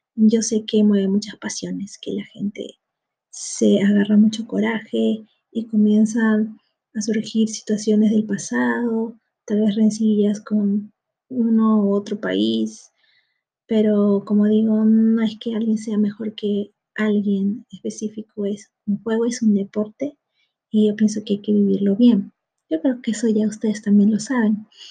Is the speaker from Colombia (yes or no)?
no; Peru; en mi país, aquí en Perú